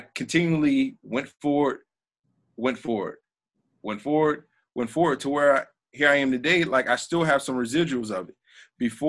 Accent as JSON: {"language": "English", "region": "South Florida", "country": "United States", "tie": "born or raised there", "said": "I grew up in South Florida"}